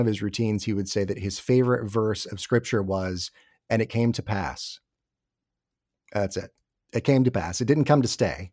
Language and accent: English; Atlanta, Georgia, United States; moved away as an adult; also born or lived in New York / New Jersey; I grew up in the Atlanta area, my family's all here.